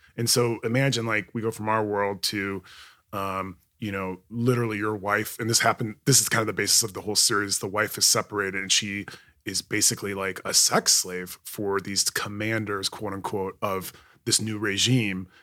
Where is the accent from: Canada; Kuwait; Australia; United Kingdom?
Kuwait; now in United States; growing up in Kuwait